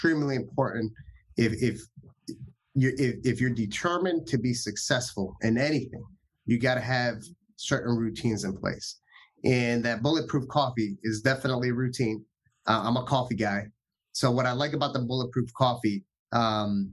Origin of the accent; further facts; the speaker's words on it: Dominican Republic; I'm from Dominican Republic